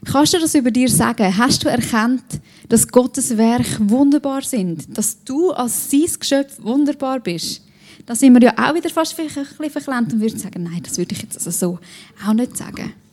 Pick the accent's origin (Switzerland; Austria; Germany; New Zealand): Switzerland; Als Schweizer kann man sich das ja auch nicht so gut vorstellen, dass jemand vor Freude juchzt.